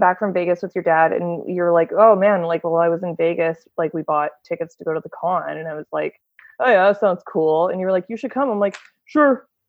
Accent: Canada; where are you from? Like, and he's not looking at the camera. I'm like, Canada

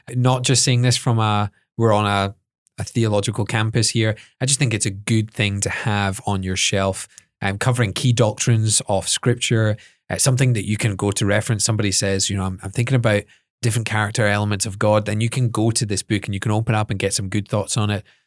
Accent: Edinburgh, Scotland, United Kingdom; I was brought up in Edinburgh

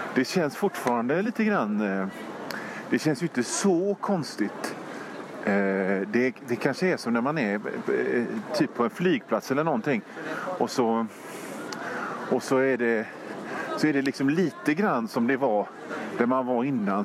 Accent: Gothenburg, Västra Götaland, Sweden; gamla vanliga, enkla Göteborg, där jag kommer ifrån

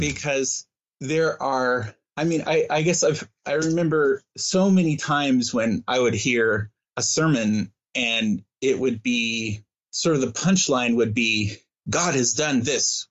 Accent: Midwest, United States; growing up in the Midwest

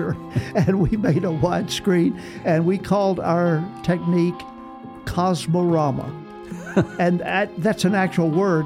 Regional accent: Austin, Texas, United States; I was from Austin

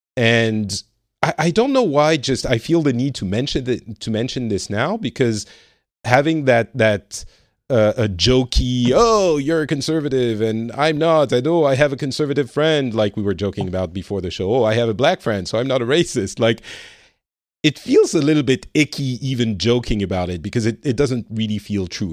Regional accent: France; now in Finland; I am originally from France. I'm currently living in Finland

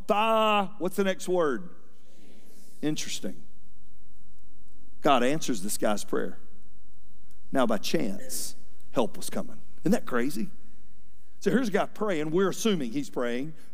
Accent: Atlanta, Georgia, United States; I was raised here in Atlanta

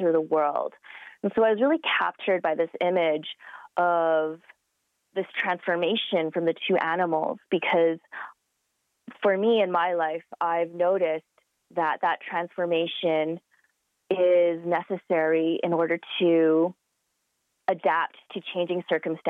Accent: Calgary, Alberta, Canada; I am of Chinese descent, but I was born and raised in Calgary

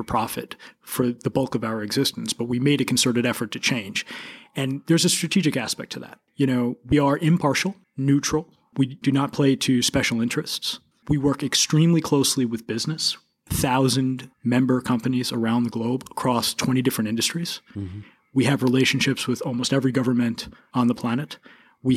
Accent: New York City, New York, United States; I'm a native of New York. I grew up in Queens, New York

